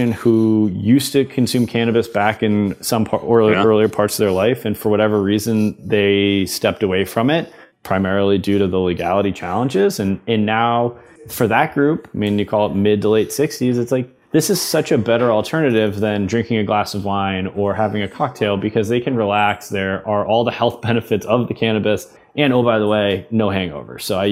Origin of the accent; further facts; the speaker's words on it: Boston, Massachusetts, United States; growing up in Massachusetts